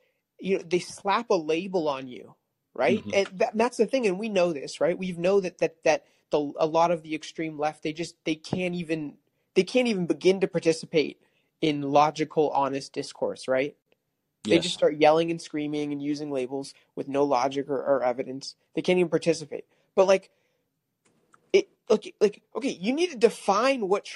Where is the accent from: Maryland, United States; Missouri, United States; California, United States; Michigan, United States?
California, United States; moved away; I moved out of California, but I was born and raised in California